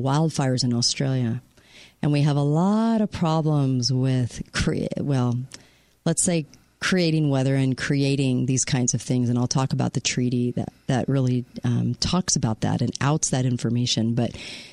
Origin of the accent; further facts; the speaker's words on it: California, United States; moved away; My home state.